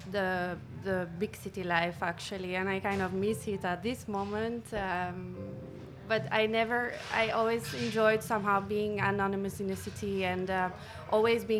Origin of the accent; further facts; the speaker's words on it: Hoegaarden, Flanders, Belgium; moved away as an adult; also born or lived in Leuven / Brussels; I am from Hoegaarden